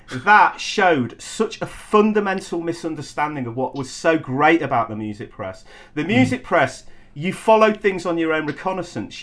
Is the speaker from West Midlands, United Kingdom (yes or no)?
yes; Coventry, West Midlands, United Kingdom; moved away; also born or lived in London; I was a kid from Coventry